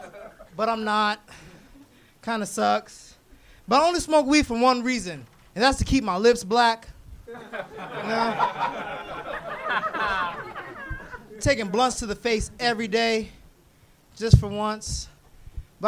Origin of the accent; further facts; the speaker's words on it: San Fernando Valley, California, United States; I'm from the Valley.